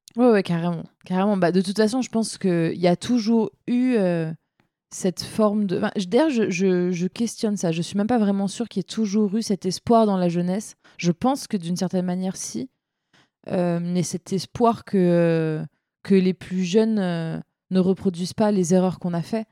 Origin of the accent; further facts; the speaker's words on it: Seine-Saint-Denis, Île-de-France, France; j'ai grandi en Seine-Saint-Denis